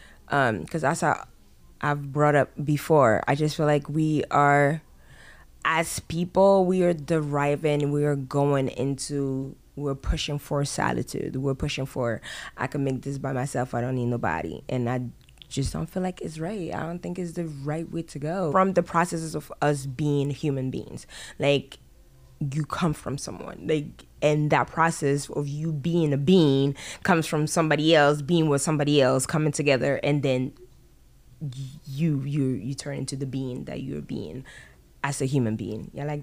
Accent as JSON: {"language": "English", "country": "France", "tie": "born or raised there", "also_born_or_lived": "Ghana", "moved": "yes", "said": "So I was born in France. Even within France, I traveled, went to school here, was born here, did this here, did this here. I traveled. And then from France going to Ghana and then Ghana coming here."}